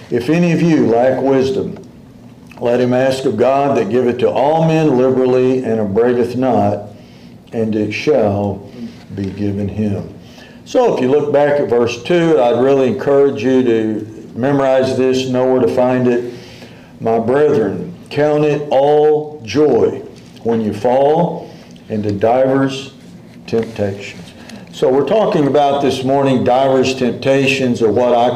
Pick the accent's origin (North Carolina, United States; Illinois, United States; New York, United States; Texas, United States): Texas, United States; Dallas; I grew up in Dallas back then.